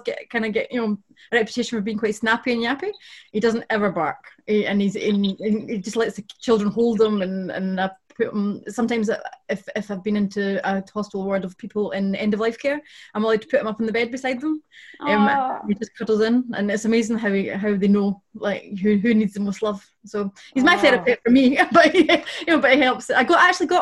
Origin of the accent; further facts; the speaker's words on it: West Lothian, Scotland, United Kingdom; I'm from West Lothian, which is just in between Edinburgh and Glasgow.